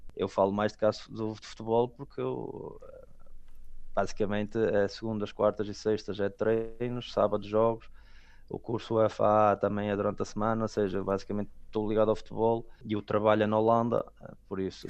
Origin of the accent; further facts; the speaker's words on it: Portugal; moved away as an adult; now in Belgium; decidiram também para eu começar a primária em Portugal